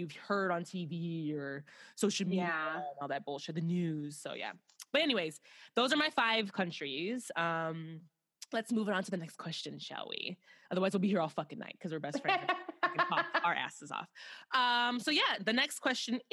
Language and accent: English; Chicago, Illinois, United States; I'm from America, I'm from Chicago